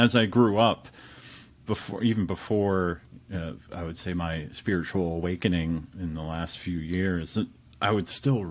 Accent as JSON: {"language": "English", "area": "Hudson Valley", "region": "New York", "country": "United States", "tie": "born or raised there", "moved": "yes", "said": "I grew up in the Hudson Valley"}